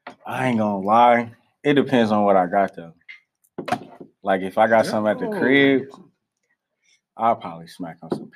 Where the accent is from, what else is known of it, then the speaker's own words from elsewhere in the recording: Alabama, United States; moved away; I'm from the South. I'm from Alabama.